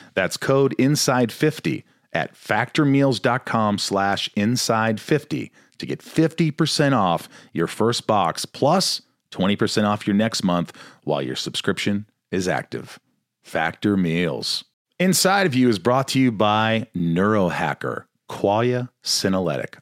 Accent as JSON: {"language": "English", "town": "Newburgh", "region": "Indiana", "country": "United States", "tie": "born or raised there", "said": "I grew up in a small town called Newburgh, near Evansville, Indiana."}